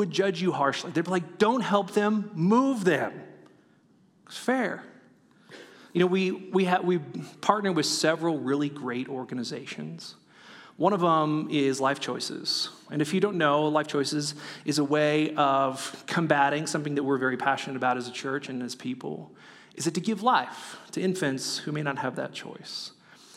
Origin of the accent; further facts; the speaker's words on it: California, United States; moved away; I'm from California